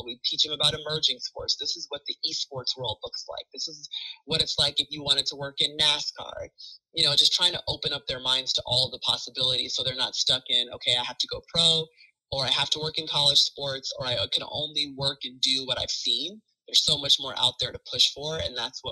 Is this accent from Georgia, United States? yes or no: yes; Alpharetta, Georgia, United States; moved away as an adult; I grew up in Alpharetta, you know, an hour away from Athens